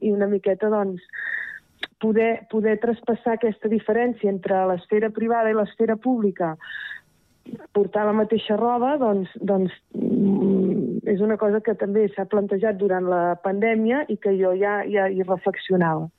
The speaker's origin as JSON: {"language": "Catalan", "town": "Terrassa", "region": "Catalonia", "country": "Spain", "tie": "born or raised there", "lives_now": "Rellinars, Spain", "said": "sóc de Terrassa de tota la vida"}